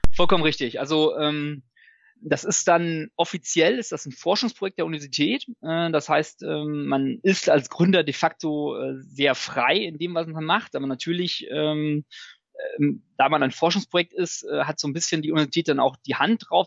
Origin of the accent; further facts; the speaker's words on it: Münsterland, near Münster, North Rhine-Westphalia, Germany; ich bin auch im Münsterland groß geworden, äh, auf dem landwirtschaftlichen ähm, Hof sozusagen, vor den Toren von Münster.